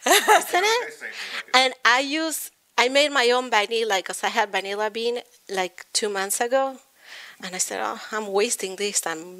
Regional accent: Argentina; English is a second language; now in United States; In Argentina, we have tea time

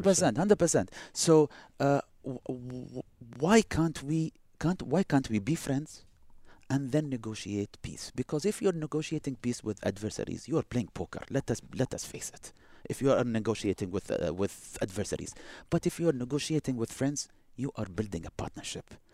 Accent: United Arab Emirates; also born or lived in Boston, United States / Texas, United States; we are next door

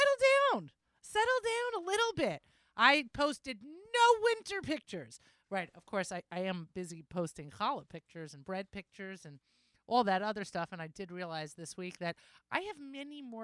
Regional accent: New York, United States; I'm a New Yorker

